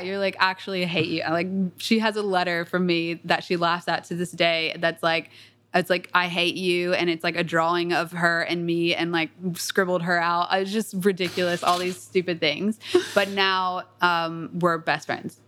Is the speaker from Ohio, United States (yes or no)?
no; Atlanta, Georgia, United States; I grew up in Atlanta, a little bit south of Atlanta.